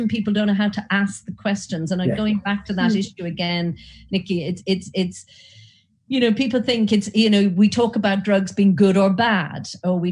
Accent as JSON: {"language": "English", "country": "Ireland", "accent": "Irish", "said": "you might have picked up from my accent, I'm Irish."}